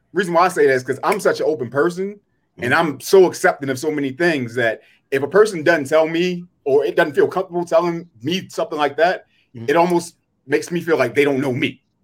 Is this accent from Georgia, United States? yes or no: no; Baltimore, Maryland, United States; we grew up in Baltimore.